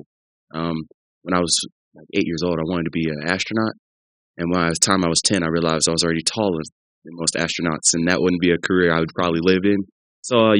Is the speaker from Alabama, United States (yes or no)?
no; St. Louis, Missouri, United States; moved away; also born or lived in Columbia, Missouri; Lived in St. Louis for 12 years